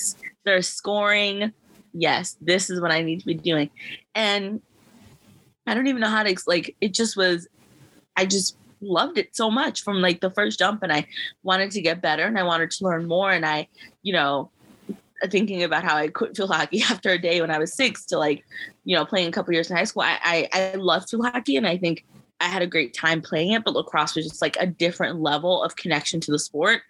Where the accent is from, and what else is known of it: United States; born or raised there; also born or lived in Harare, Zimbabwe / Sewanee, Tennessee